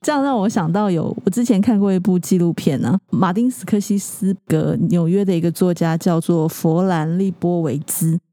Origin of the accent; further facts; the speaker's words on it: Keelung, Taiwan; moved away; 我是基隆人